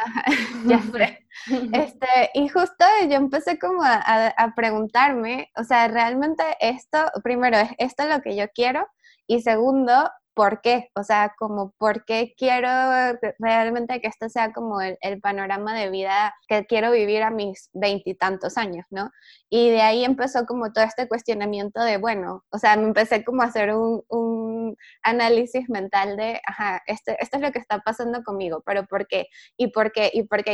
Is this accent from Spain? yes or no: no; Venezuela; moved away as an adult; now in Mexico City, Mexico; soy venezolana, este, de nacimiento. Ya tengo cuatro años aquí en México, en la Ciudad de México específicamente. Estudié comunicación social en Venezuela